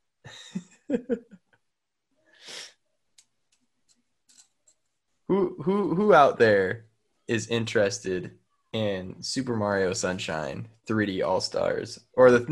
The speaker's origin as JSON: {"language": "English", "country": "United States", "said": "I'm an American."}